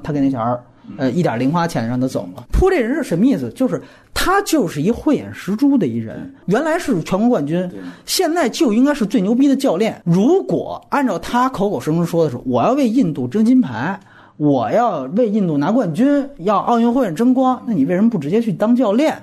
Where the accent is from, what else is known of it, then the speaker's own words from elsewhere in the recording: China; 作为中国人